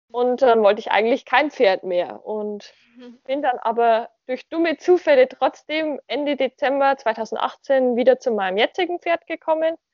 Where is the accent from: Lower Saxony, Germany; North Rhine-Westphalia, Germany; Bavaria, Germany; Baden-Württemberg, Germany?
Bavaria, Germany; Ich bin 19 Jahre alt noch ähm, und komme aus Bayern, wohne zwischen Nürnberg und Regensburg.